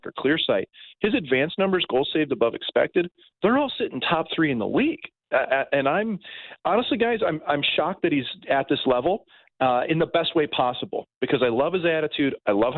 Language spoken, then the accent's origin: English; St. Louis, Missouri, United States; St. Louis, where my hometown is